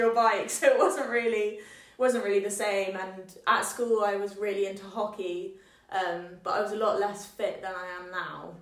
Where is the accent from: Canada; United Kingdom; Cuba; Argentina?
United Kingdom; Scotland; moved away as an adult; now in Exeter, United Kingdom; I'm from Scotland